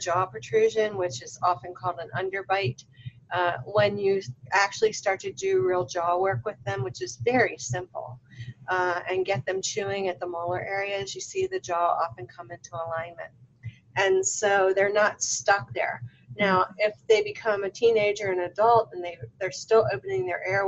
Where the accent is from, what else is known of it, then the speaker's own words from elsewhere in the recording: Baltimore, Maryland, United States; now in Las Vegas, United States; So originally I'm from Baltimore. You guys can probably tell by my accent.